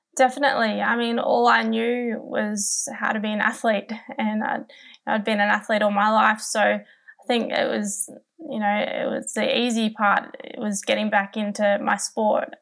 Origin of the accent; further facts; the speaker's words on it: Newcastle, New South Wales, Australia; my hometown of Newcastle